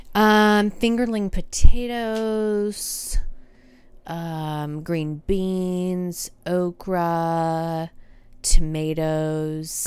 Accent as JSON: {"language": "English", "region": "Georgia", "country": "United States", "said": "I'm from Georgia."}